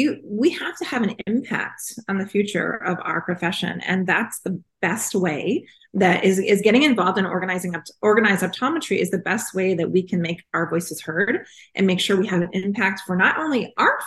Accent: New York, United States; moved away as an adult; now in California, United States; Growing up in New York, and my mom is half Italian

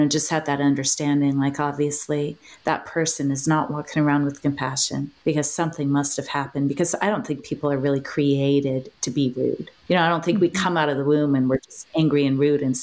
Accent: New York, United States; as a New Yorker

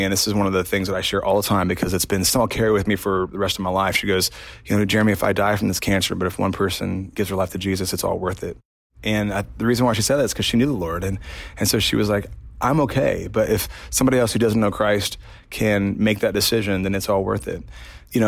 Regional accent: Indiana, United States; I'm from Indiana

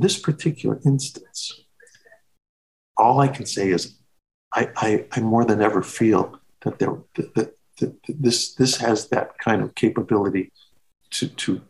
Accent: Chicago, Illinois, United States; moved away; Chicago. It's my hometown

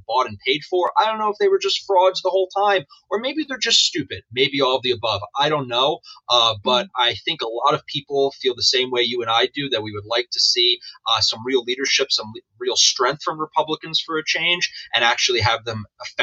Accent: New York City, New York, United States; I grew up in Queens

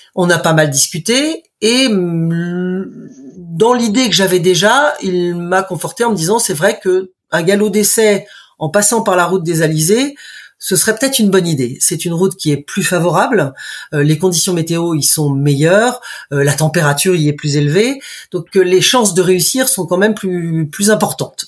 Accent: Brittany, France; moved away as an adult; also born or lived in United States; je suis bretonne de naissance. J'habite au bout du monde puisque je suis à la Pointe du rat

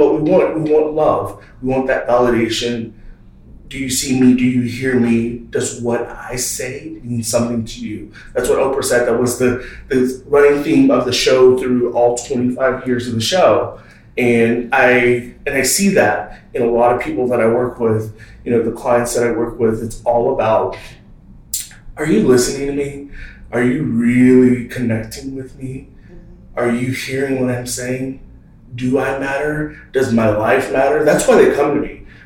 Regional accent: Texas, United States; growing up in the South, Texas, the South, raised by Baptist preachers

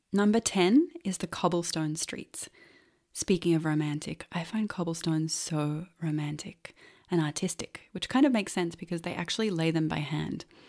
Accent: Melbourne, Victoria, Australia; also born or lived in Los Angeles, United States; now in Silver Coast, Portugal; growing up in Melbourne

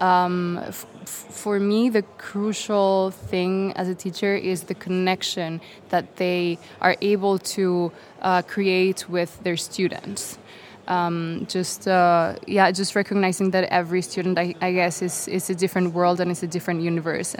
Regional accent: Mexico City, Mexico; I come from Mexico City, where I direct an organization

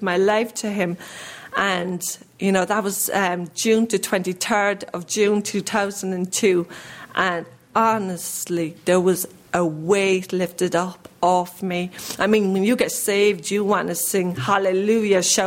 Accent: Ireland; I grew up in Ireland

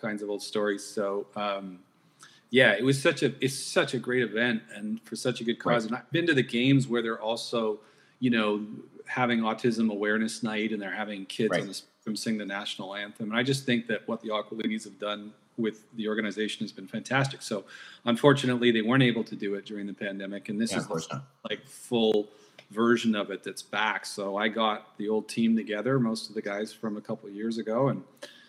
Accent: Vancouver, British Columbia, Canada; I was born and raised in Vancouver, grew up

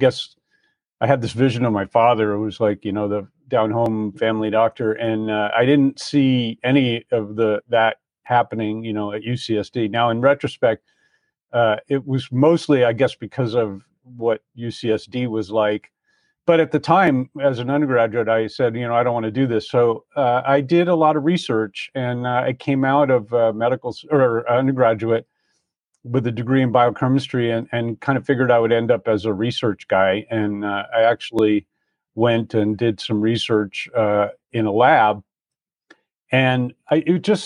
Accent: Croton-on-Hudson, New York, United States; moved away; also born or lived in San Diego, California; I grew up on the East Coast in a little town in in Westchester County, New York, called Croton-on-Hudson

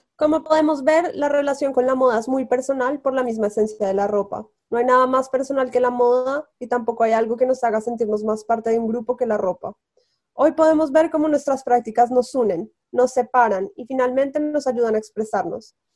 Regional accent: Bogotá, Colombia; moved away as an adult; also born or lived in Los Angeles, United States / New York, United States; now in Paris, France; cuando me fui de Colombia, como cuando estaba en Bogotá, era mi línea directa con mi casa

